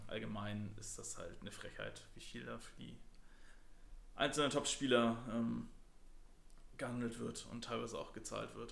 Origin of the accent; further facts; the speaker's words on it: Germany; wir, als Deutscher